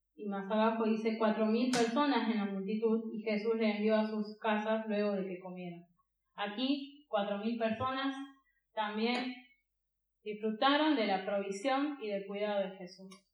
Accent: Catamarca, Argentina; Yo soy de Catamarca.

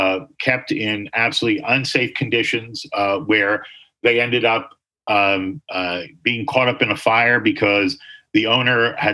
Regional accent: New Jersey, United States; I grew up in New Jersey

